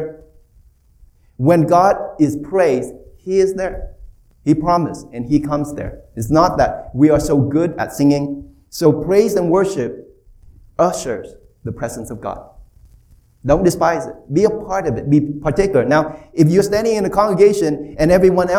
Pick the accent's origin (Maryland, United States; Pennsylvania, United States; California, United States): California, United States; Bay Area; I'm from California. Bay Area